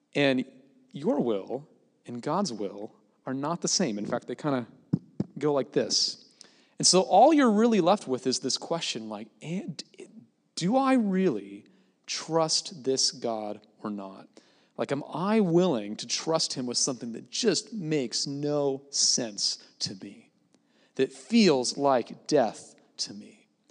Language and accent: English; Gig Harbor, Washington, United States; moved away as an adult; back in Gig Harbor, my hometown